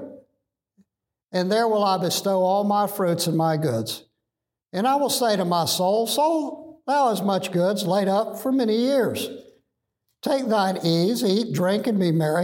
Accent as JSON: {"language": "English", "country": "United States", "said": "American Christians"}